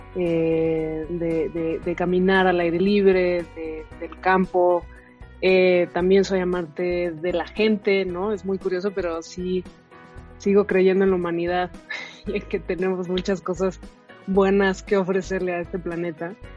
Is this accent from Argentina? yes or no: no; Mexico; soy mexicana